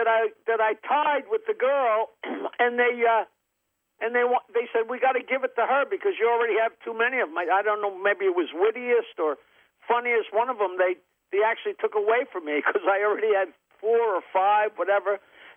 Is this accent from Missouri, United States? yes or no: no; Long Island, New York, United States; born or raised there